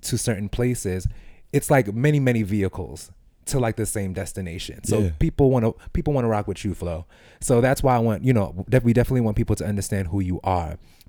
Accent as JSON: {"language": "English", "town": "New York City", "region": "New York", "country": "United States", "tie": "born or raised there", "said": "I grew up in East New York."}